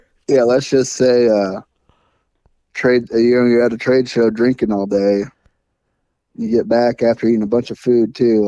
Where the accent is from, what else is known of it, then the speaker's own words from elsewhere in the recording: Iowa, United States; growing up in Iowa with the stigma